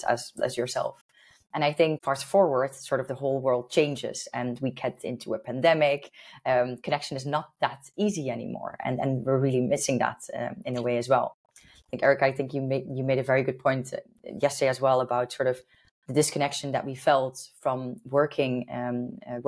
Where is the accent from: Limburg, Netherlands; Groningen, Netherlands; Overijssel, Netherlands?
Limburg, Netherlands; Maastricht; moved away as an adult; also born or lived in Dublin; now in Amsterdam, Netherlands; I'm from Maastricht. I'm from the Netherlands.